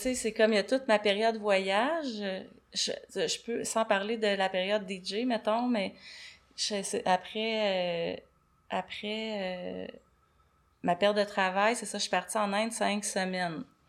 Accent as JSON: {"language": "French", "town": "Saint-Antonin", "region": "Quebec", "country": "Canada", "tie": "born or raised there", "also_born_or_lived": "Montreal / India", "moved": "as an adult", "said": "Je viens de Saint-Antonin. Saint-Antonin, c'est un petit village à côté de Rivière-du-Loup. Rivière-du-Loup, c'est là que j'ai fait... Ben, Saint-Antonin-Rivière-du-Loup, c'est là que j'ai fait mon enfance."}